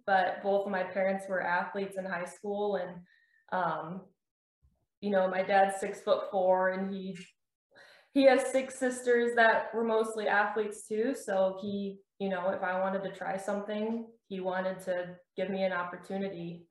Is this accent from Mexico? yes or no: no; New Baltimore, Michigan, United States; I'm from New Baltimore, Michigan, which is about 20 minutes from the Canadian border, um, right on Lake St. Clair